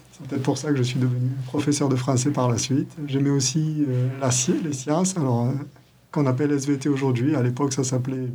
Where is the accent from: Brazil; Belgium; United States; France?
France; Occitania; also born or lived in Montpellier / Aix-Marseille / Nice / Grenoble; Moi je suis originaire du Gard, dans le sud de la France. J'ai beaucoup voyagé puisque j'ai vécu euh, dans l'académie de Montpellier, dans celle d'Aix-Marseille, de Nice, de Grenoble, de Rennes et en Guadeloupe, dans les Caraïbes.